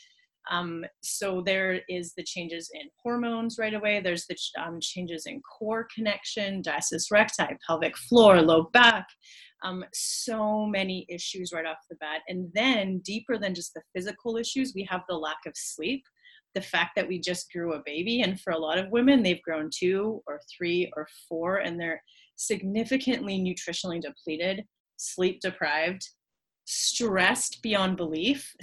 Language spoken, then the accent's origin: English; Canada; I am a physiotherapist from Canada